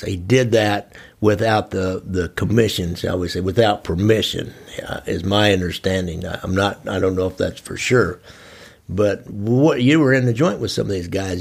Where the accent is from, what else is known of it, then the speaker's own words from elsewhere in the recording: Midwest, United States; us from the Midwest